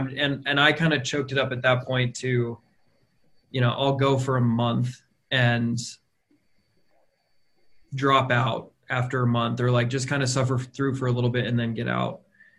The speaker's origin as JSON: {"language": "English", "town": "Denver", "region": "Colorado", "country": "United States", "tie": "born or raised there", "also_born_or_lived": "Maryland / Arlington, Virginia", "moved": "as an adult", "lives_now": "Washington, D.C., United States", "said": "So I didn't grow up with much of a faith background. I grew up in Denver, Colorado."}